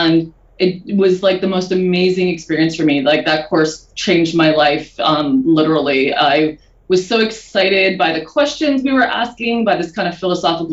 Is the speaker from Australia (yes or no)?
no; Manitoba, Canada; moved away; I grew up in Manitoba in Canada. And I grew up on a farm, actually.